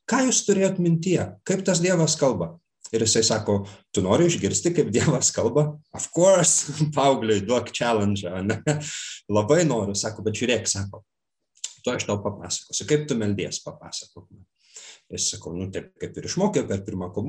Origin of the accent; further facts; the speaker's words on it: Klaipėda, Klaipėda County, Lithuania; ten kur aš augau aš esu klaipėdietis